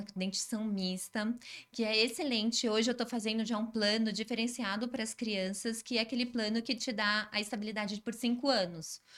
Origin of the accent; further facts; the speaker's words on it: São Paulo, Brazil; also born or lived in Araraquara; eu sou de São Paulo